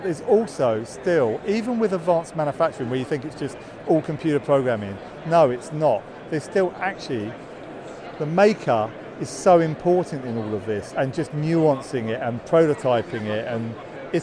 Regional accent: United Kingdom; accent: British; moved away; my British accent

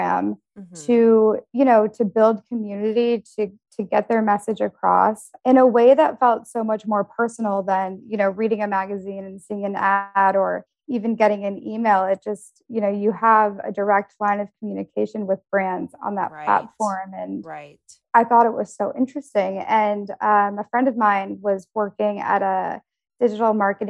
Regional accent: Detroit, Michigan, United States; moved away as an adult; also born or lived in Denver / New York; I grew up in Detroit, and then I went to school actually for international relations at the University of Denver

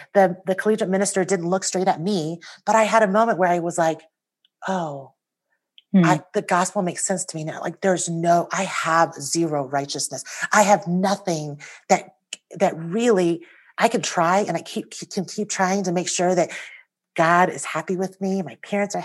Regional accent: United States; also born or lived in Taiwan; I came to the United States when I was almost 5 years old.

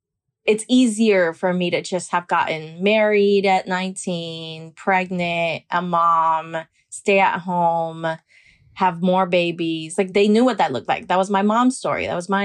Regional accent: Miami, Florida, United States; Miami's an intense place, I think, because it is a bubble of a lot of Caribbean folk.

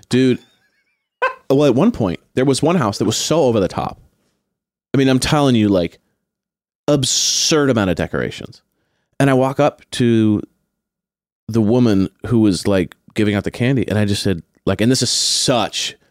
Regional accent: Long Beach, California, United States; I grew up in Long Beach

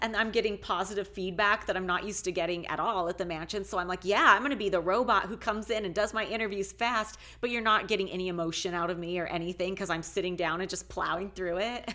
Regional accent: Alaska, United States; moved away; I'm originally from Alaska

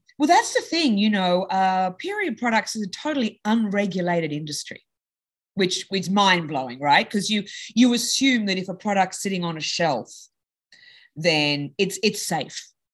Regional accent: Sydney, New South Wales, Australia; now in United States; I was in Australia. So I grew up in Sydney

